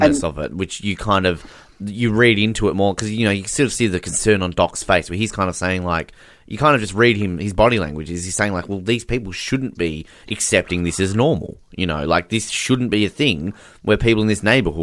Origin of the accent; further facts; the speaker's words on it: Australia; as an Australian